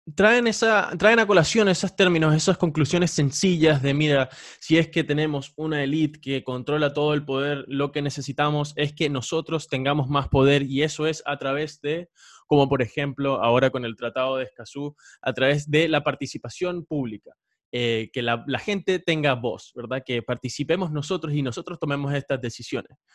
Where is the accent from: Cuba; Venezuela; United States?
Venezuela; now in Chile; yo soy venezolano